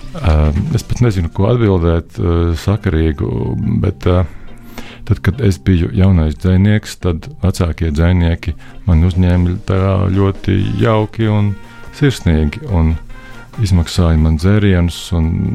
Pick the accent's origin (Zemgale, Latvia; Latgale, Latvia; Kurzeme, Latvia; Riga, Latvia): Zemgale, Latvia; Jelgava; es no Jēlgavas, no Pārlielupas